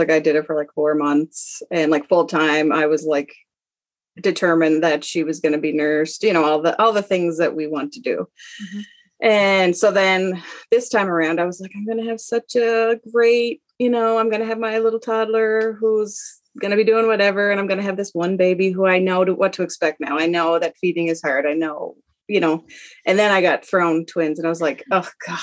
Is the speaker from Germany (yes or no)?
no; Nova Scotia, Canada; moved away as an adult; also born or lived in Alberta; I'm from Nova Scotia, but was living in Alberta with my husband and three kids.